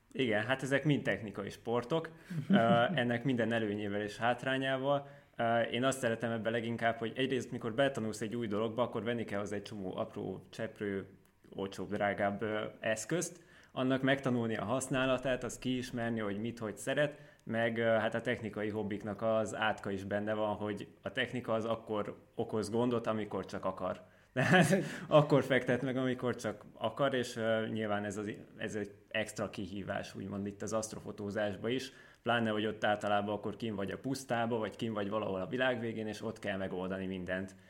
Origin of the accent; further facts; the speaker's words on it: Tótkomlós, Békés, Hungary; now in Szeged, Hungary; Tótkumlósi vagyok, ami egy nagyon kellemes kis falu, vagy város, bocsánat, város Békés megyében. Igazából nagyon szerettem ott lakni